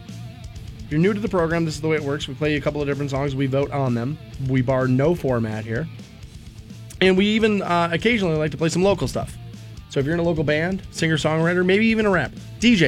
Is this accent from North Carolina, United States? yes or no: no; Aurora, Ohio, United States; I grew up in Aurora Shores